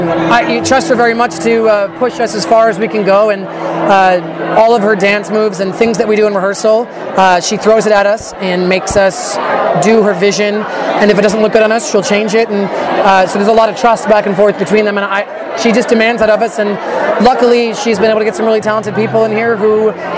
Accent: New Jersey, United States; moved away as an adult; also born or lived in New York; now in Los Angeles, United States; I was raised in New Jersey, went to New York, lived in New York, went to college in New York, the American Musical and Dramatics Academy.

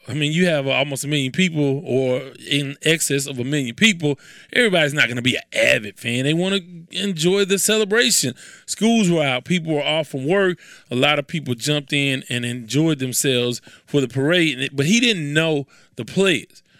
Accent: Houston, Texas, United States; I'm from Houston, so of course I'm from a melting pot

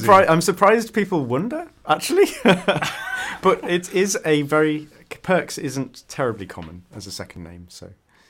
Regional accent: Yorkshire and the Humber, United Kingdom; accent: Yorkshire / Northern UK English; So I'd say that's probably the closest my accent is, really. So there's a fun thing that people used to make fun of me for, and it's in In Northern UK English, we say "uh," so fun or sponge instead of fun and sponge.

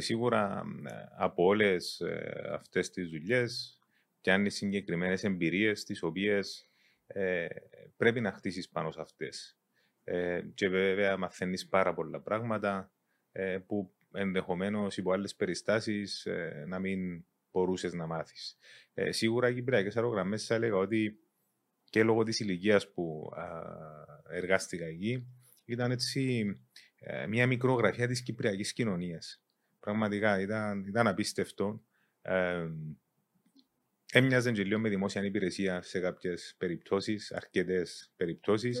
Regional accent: Engomi, Nicosia District, Cyprus; born or raised there; also born or lived in Zaire (Congo) / London, United Kingdom

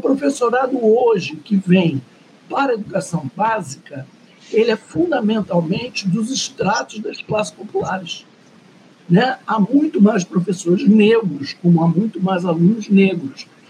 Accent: Rio de Janeiro, Brazil; eu sou branca, classe média, nascido e criado na Zona Sul do Rio de Janeiro.

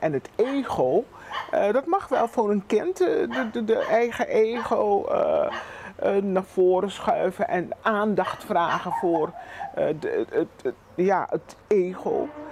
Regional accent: Curaçao; we zijn gewoon meertalig. Dat is onze realiteit. Papiamento, Nederlands en Engels

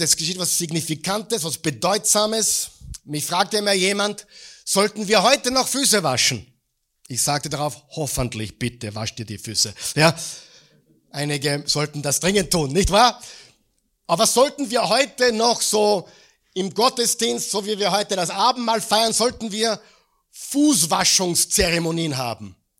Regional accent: Mödling, Lower Austria, Austria; bei uns in Mödling

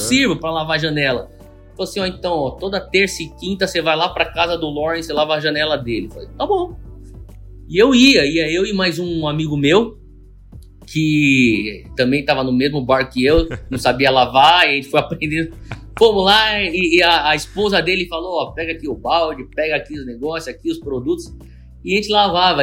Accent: São Paulo, Brazil; moved away; eu sou japonês e, e, e eu nasci no Brasil, mas é, eu cresci no meio da, da, da colônia japonesa

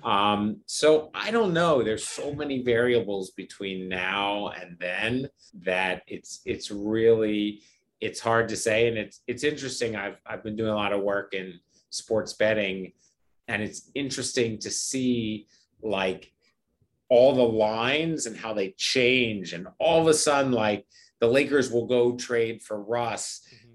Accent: Philadelphia, Pennsylvania, United States; I'm from Philadelphia.

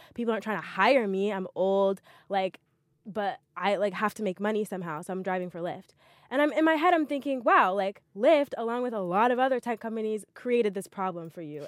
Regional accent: Montgomery, Alabama, United States; moved away; I'm from Montgomery, Alabama

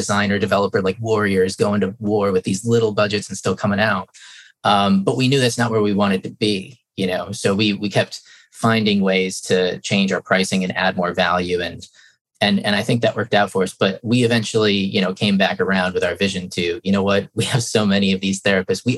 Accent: Traverse City, Michigan, United States; my hometown, Traverse City

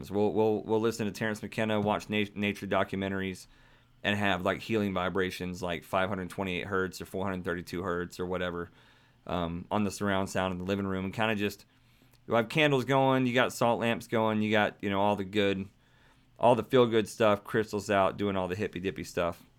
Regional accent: Singapore; I'm from Singapore. I'm into spirituality and all of it.

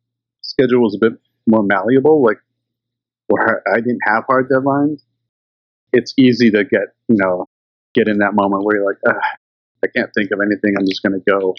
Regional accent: Canada; now in British Columbia, Canada; being Canadian and growing up in the 80s

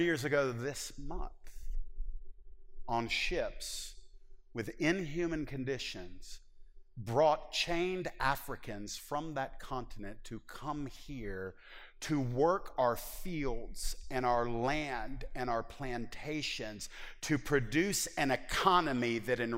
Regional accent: United States; I am an American

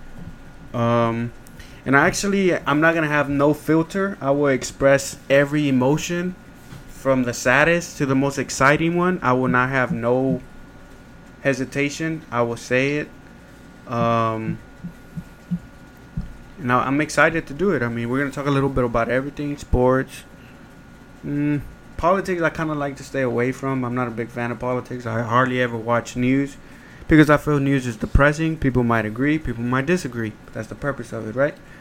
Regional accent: Houston, Texas, United States; I grew up in Second Ward, Houston, Texas

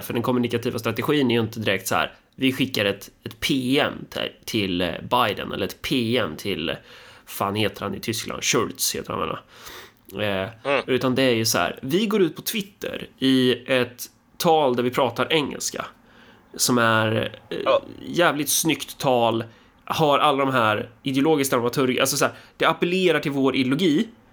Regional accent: Sweden; vi svenskar

